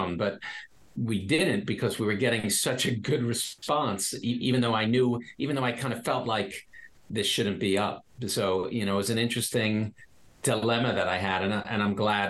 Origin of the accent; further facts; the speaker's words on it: New York, United States; I'm a New Yorker.